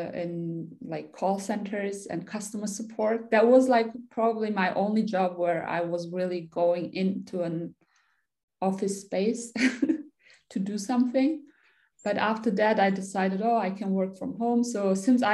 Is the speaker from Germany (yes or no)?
yes; Germany; I'm from Germany, born and raised here. Originally, I'm Turkish.